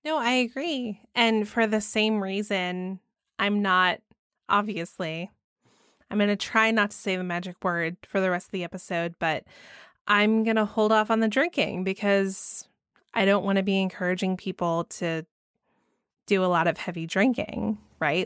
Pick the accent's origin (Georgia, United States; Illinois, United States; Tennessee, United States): Georgia, United States; my home state of Georgia